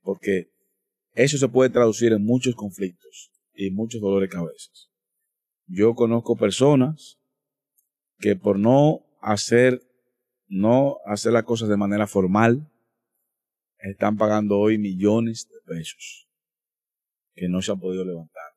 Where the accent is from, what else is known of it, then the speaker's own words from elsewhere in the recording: Dominican Republic; como dominicano